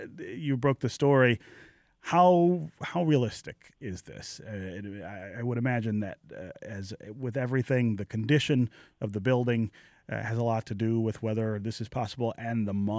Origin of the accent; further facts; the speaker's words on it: Detroit, Michigan, United States; so I grew up here in Detroit, and I can remember taking trains from Michigan Central Station up until the point when I was a freshman in college